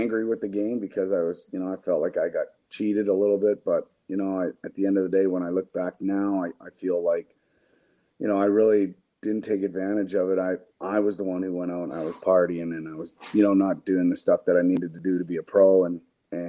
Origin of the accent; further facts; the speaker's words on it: Canada; now in United States; I'm from Canada